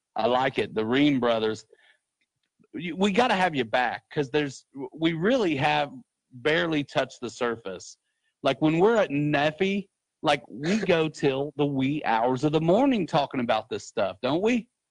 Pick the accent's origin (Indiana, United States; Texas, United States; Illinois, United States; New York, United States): Indiana, United States; Muncie; I love Muncie because it's my hometown